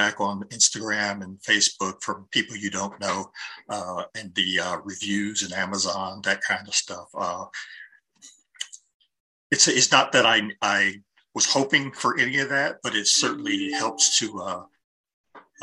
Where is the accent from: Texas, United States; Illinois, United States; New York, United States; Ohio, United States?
Ohio, United States; Columbus; now in Portland, United States; Eastside, I grew up mostly in the Linden area. My parents went to East High School